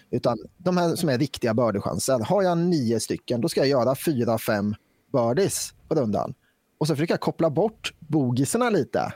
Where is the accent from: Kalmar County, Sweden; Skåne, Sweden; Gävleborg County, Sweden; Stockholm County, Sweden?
Kalmar County, Sweden; Västervik; now in Falköping, Sweden; jag är från Västervik från början. Just nu är jag bosatt i Falköping